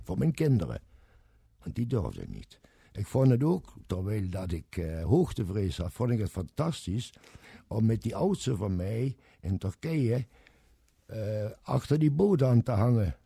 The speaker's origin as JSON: {"language": "Dutch", "town": "Kerkrade", "region": "Limburg", "country": "Netherlands", "accent": "Limburgish", "said": "ik kom uit kerk, Kerkrade"}